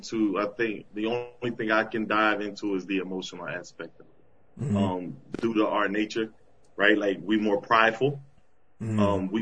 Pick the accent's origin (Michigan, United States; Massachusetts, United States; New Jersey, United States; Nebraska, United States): New Jersey, United States; Bridgeton; moved away as an adult; also born or lived in Gouldtown, New Jersey; now in Atlanta, United States; So, I'm from Bridgeton, Gould Town, both. Right, grew up in Bridgeton, yeah. 7th, 8th grade, went to Gould Town, went to Cumberland.